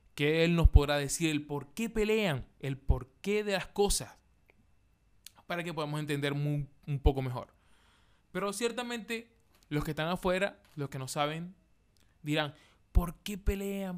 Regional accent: Maracaibo, Zulia, Venezuela; now in Chile; yo, que soy de Venezuela, Maracaibo

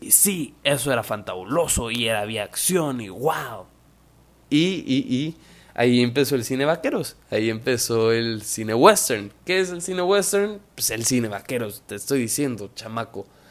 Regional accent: Mexico; yo soy mexicano

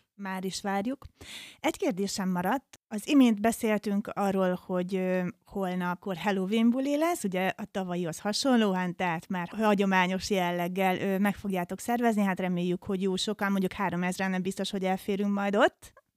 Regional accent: Debrecen, Hajdú-Bihar, Hungary; bennünk debreceniekben

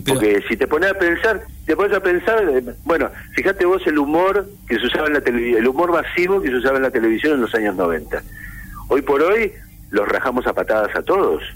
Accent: Olavarría, Buenos Aires Province, Argentina; cuando yo era un adolescente en Olavarría, en la provincia de Buenos Aires, donde yo nací

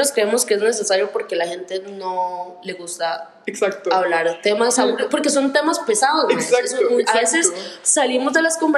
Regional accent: Costa Rica; yo somos orgullosamente costarricenses

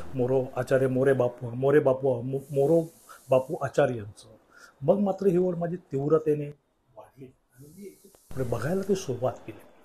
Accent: Mumbai, Maharashtra, India; माझं लहानपण जन्म लहानपण आणि तरुणपण आणि आत्ताचं प्रौढपण हे सगळं मुंबईतच गेलेलं आहे

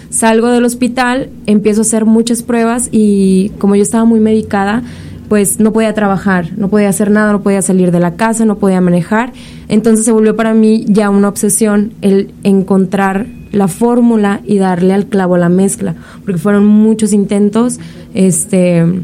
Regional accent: Monterrey, Nuevo León, Mexico; nosotros somos de la ciudad de Monterrey, vengo de Monterrey

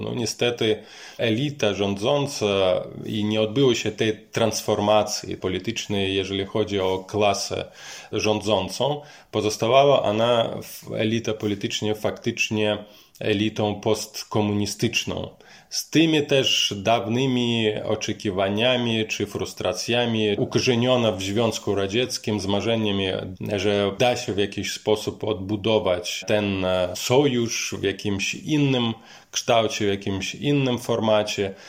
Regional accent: Mogilev, Mogilev Region, Belarus; moved away; Pochodzę z regionalnego miasta Mohilew, to jest miasto położone na wschód.

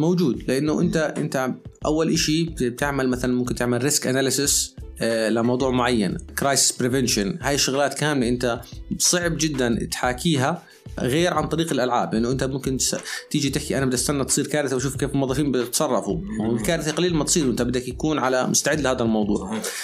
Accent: Jordan; عندنا في الاردن

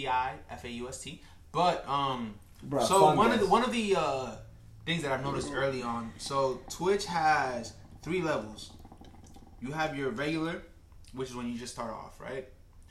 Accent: Dominican Republic; breaking all the stereotypes Dominican.

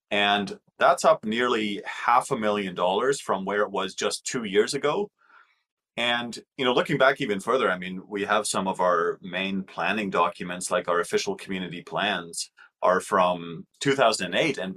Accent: Germany; now in Canada; because I'm from Germany.

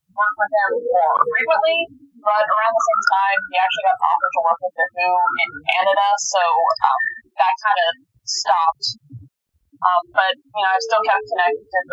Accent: Virginia, United States; also born or lived in Los Angeles; I still lived in my hometown, Virginia

